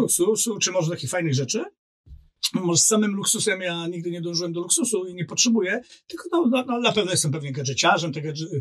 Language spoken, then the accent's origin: Polish; Tricity, Pomeranian Voivodeship, Poland; also born or lived in Warsaw; Siedziałem w Warszawie, jestem z Trójmiasta, wracałem w weekendy do Trójmiasta.